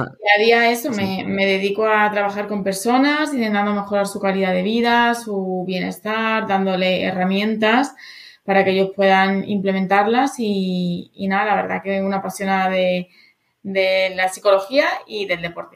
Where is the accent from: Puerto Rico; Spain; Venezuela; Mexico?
Spain; Extremadura; moved away as an adult; now in Madrid, Spain; fui subcampeona de Extremadura dos años cuando era adolescente de voleibol